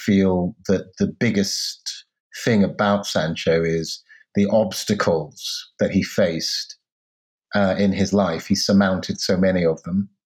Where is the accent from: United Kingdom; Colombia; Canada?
United Kingdom; the Britain that I grew up